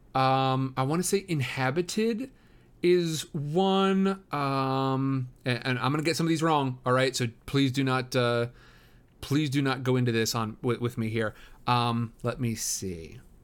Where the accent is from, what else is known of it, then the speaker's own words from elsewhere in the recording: Midwest, United States; now in Southern California, United States; I'm from the Midwest where we get plenty of, of, uh, plenty of rain. Um, and now I live over in Southern California